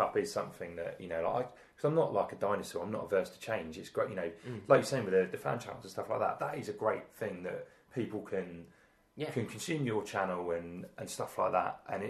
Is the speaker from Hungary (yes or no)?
no; Wales, United Kingdom; being a Welshman